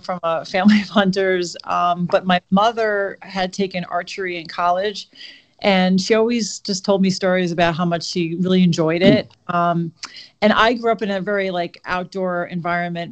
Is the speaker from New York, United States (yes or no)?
yes; Shelter Island, New York, United States; born or raised there